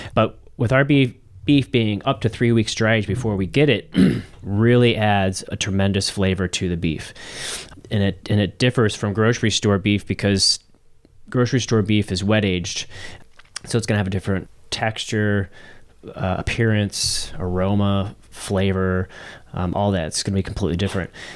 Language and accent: English; St. Charles, Missouri, United States; also born or lived in St. Louis; I'm, uh, born and raised in Saint Louis. I grew up in Saint Charles